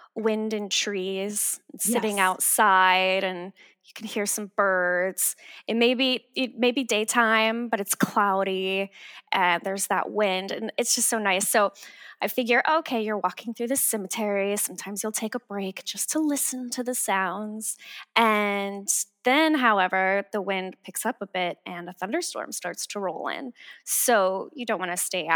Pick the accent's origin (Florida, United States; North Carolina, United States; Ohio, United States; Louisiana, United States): Florida, United States; now in Los Angeles, United States; I'm from the South originally. I'm from Florida